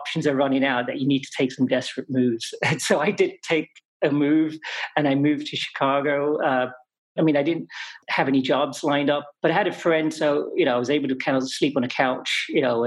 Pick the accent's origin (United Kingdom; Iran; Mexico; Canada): United Kingdom; England; moved away as an adult; I grew up in England for the most part